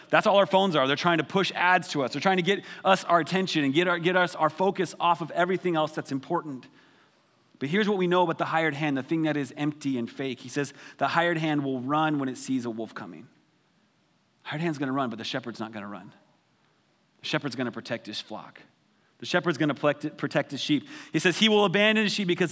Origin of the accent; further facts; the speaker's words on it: Wyoming, United States; I grew up in Wyoming